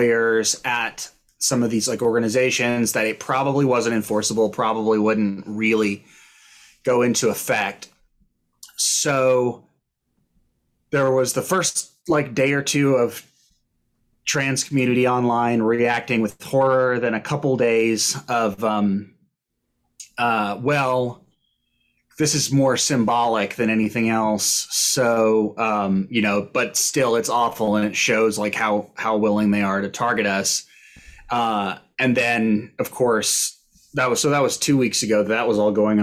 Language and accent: English; Austin, Texas, United States; moved away; I'm from Austin